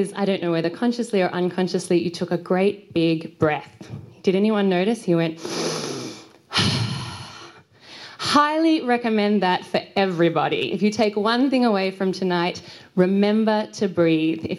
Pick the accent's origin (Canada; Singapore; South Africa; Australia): Australia; I'm from Australia